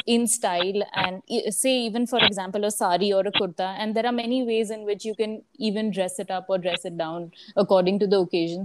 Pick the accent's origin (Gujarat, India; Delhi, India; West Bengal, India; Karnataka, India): Gujarat, India; Surat; moved away as an adult; also born or lived in Mumbai / Pune; i slowly started setting up my own team in my hometown surat